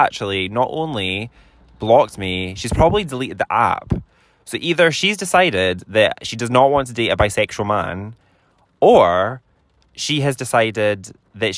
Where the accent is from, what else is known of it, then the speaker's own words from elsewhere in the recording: Scotland, United Kingdom; I'm Scottish, and I am the most Scottish I've ever been in my whole life. But I do live in Scotland